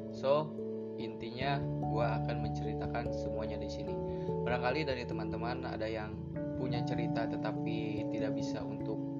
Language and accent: Indonesian; West Java, Indonesia; berasal dari Jawa Barat